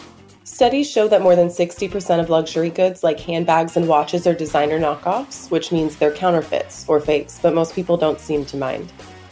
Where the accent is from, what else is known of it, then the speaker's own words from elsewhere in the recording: Middle America, Midwest, United States; moved away; because I live in a big city, but my hometown is back in Middle America